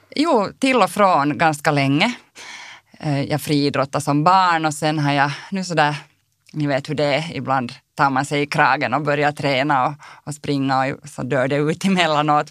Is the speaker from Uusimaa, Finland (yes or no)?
yes; Helsinki, Uusimaa, Finland; moved away as an adult; now in Kirkkonummi, Finland; Jag är ju född och uppvuxen i Helsingfors